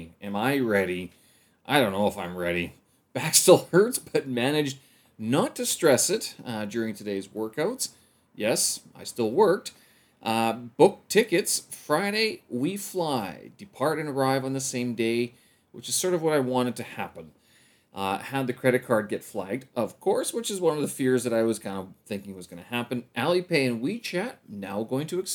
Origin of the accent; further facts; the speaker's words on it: Winnipeg, Manitoba, Canada; now in China; once I get back to Winnipeg